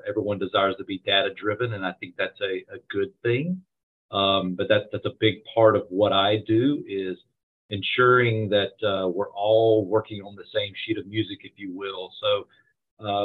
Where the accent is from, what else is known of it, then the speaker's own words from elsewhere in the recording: Douglas County, Georgia, United States; also born or lived in West Cobb, Georgia; I grew up in Douglas County